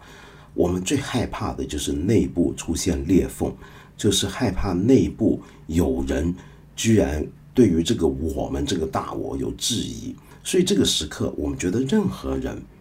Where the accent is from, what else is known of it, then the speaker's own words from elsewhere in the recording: China; 到后来，我们开始就变成是外国的人开始歧视我们中国人了。